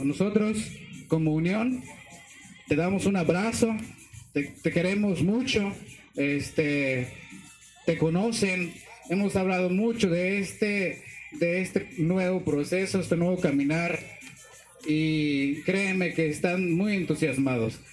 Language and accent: Spanish; Chablekal, Yucatán, Mexico; pertenezco a esta comunidad